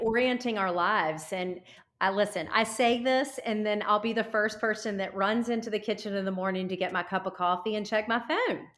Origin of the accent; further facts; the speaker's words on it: Nashville, Tennessee, United States; I come from Nashville